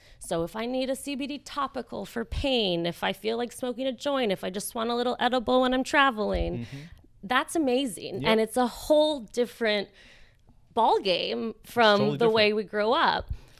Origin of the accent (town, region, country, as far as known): Connecticut, United States; born or raised there